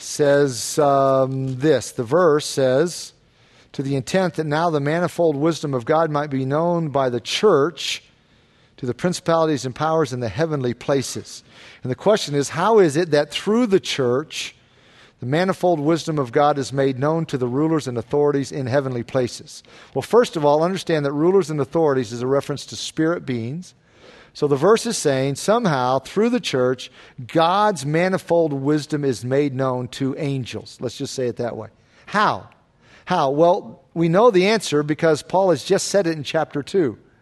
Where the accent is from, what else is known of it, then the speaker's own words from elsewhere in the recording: the South, United States; moved away; where I grew up in the South